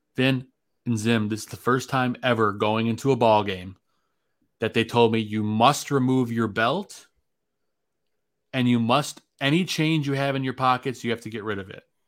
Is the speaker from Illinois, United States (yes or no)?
yes; Chicago, Illinois, United States; now in Saint Joseph, United States; I'm a Chicagoan living in Saint Joseph, Michigan